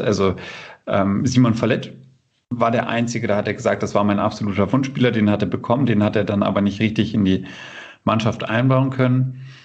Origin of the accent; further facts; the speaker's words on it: Bückeburg, Lower Saxony, Germany; moved away as an adult; also born or lived in Würzburg, Germany; now in Kiel, Germany; ich bin in der Region geboren, in Bückeburg